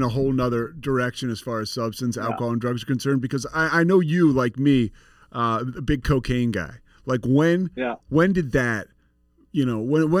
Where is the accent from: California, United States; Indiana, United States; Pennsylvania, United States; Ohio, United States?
Pennsylvania, United States; Philadelphia